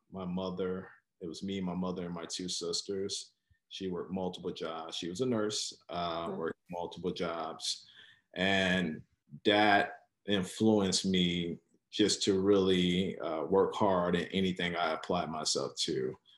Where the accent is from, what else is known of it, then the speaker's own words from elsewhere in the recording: Chicago, Illinois, United States; am originally from Chicago, born and raised, uh, from specifically the west side of Chicago.